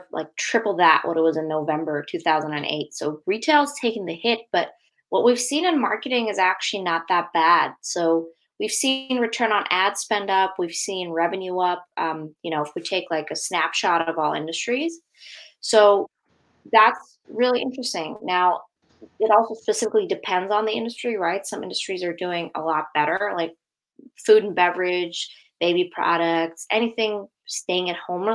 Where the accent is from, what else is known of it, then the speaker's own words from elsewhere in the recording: Germany; moved away as an adult; now in United States; I'm actually born and raised in Germany